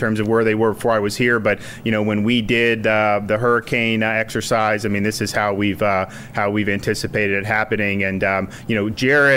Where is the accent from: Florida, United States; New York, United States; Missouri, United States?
Florida, United States; I grew up in Florida, so I'm not a stranger to hurricanes